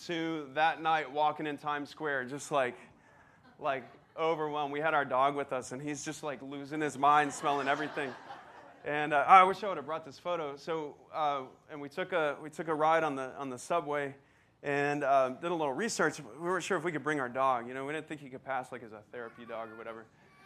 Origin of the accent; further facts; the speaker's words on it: Texas, United States; moved away; I grew up in Texas